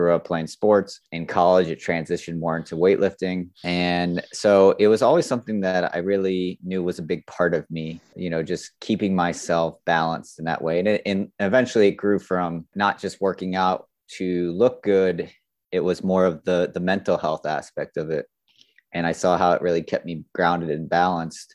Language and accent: English; South Florida, United States; I grew up in Florida, South Florida to be exact.